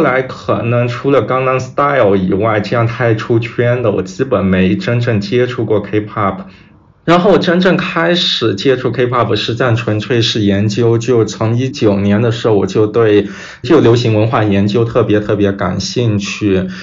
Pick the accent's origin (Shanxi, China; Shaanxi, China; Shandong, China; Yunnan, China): Yunnan, China; Kunming; moved away as an adult; also born or lived in Chicago; 我是来自云南昆明，可能比较偏